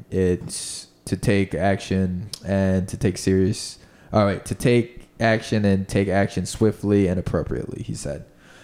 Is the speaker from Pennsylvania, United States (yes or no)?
yes; Pennsylvania, United States; My hometown is north, and it's fucking Trumpville.